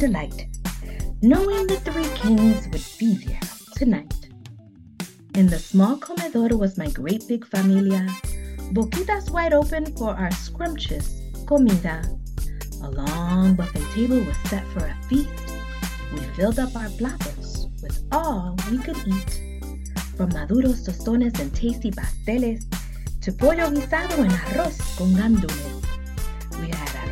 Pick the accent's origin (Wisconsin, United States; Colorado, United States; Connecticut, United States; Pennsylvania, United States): Pennsylvania, United States; Philadelphia; moved away; my hometown of Philadelphia